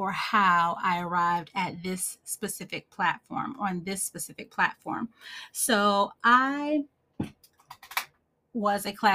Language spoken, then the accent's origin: English; Northeast, United States; born or raised there